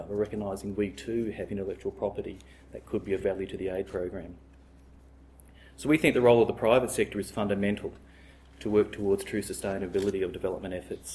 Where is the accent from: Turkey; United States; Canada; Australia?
Australia; as an Australian